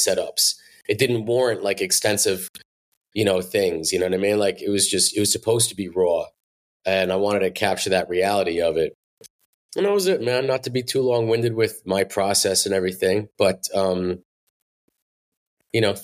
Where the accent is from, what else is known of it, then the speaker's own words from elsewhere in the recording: New Jersey, United States; there's a Jersey pride here and I want to make something for my state. For my people, you know, and my city